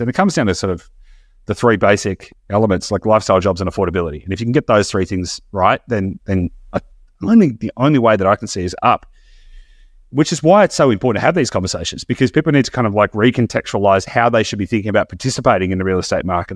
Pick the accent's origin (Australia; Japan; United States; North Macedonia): Australia; as an Australian